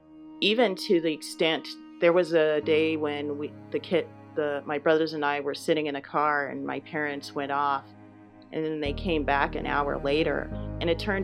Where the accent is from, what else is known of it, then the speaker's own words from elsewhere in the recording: Los Angeles, California, United States; moved away as an adult; also born or lived in St. Louis, Missouri / Boston; Yes, I was born and raised in Los Angeles, and I stayed there until about 10 years ago.